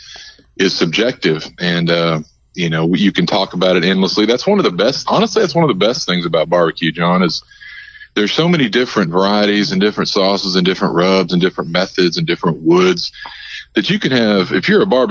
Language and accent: English; Texas, United States; I'm a native Texan, born and raised